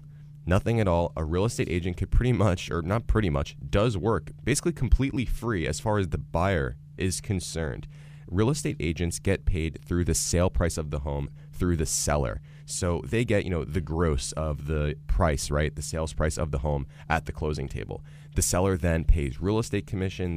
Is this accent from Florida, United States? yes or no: yes; Boca Raton, Florida, United States; I am from South Florida, actually. I'm from Boca Raton.